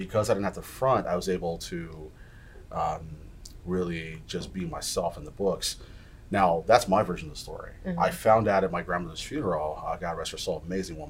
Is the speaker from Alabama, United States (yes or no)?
no; El Paso, Texas, United States; I'm born and raised in El Paso, Texas.